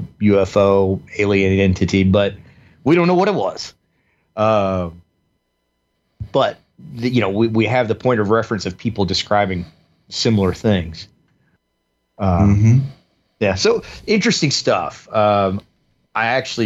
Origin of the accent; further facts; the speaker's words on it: the South, United States; growing up in the South, particularly too, where we were in the Bible Belt